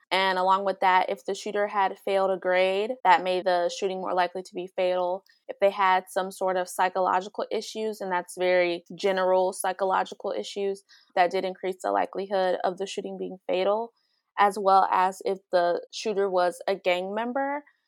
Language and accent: English; Dayton, Ohio, United States; I'm from Dayton, Ohio